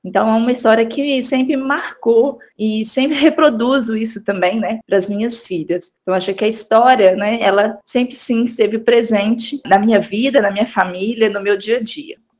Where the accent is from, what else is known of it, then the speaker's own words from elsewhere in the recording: Belo Horizonte, Minas Gerais, Brazil; Eu fui criada em Belo Horizonte, mas eu passei todas as férias né, no interior, na casa dos meus avós, no interior de Minas, em Raul Soares.